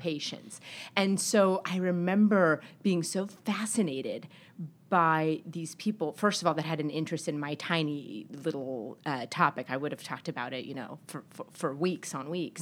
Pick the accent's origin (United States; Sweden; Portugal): United States; El Paso, Texas; now in Boston, United States; I grew up in El Paso, Texas